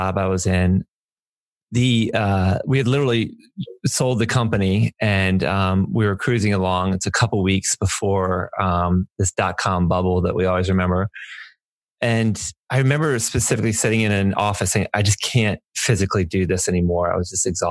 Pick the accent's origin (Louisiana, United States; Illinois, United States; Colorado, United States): Louisiana, United States; New Orleans; now in Delaware, United States; I'm from New Orleans. My parents lived in Louisiana